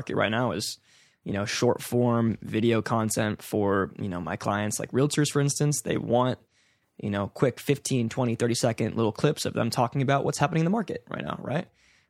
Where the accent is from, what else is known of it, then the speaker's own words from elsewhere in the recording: California, United States; because I grew up here, born and raised in the East Bay.